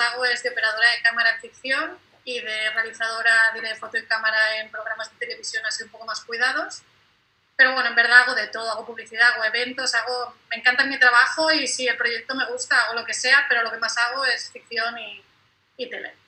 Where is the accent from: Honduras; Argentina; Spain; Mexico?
Spain; also born or lived in Catalonia; soy mallorquina y catalana